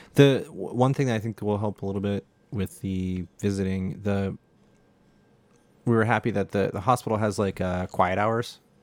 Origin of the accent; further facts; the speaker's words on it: United States; an American